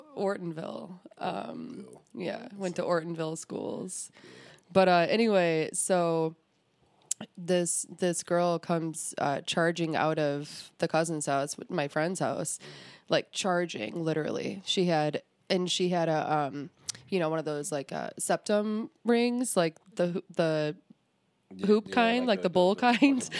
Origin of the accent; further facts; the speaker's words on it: Clarkston, Michigan, United States; I am from Clarkston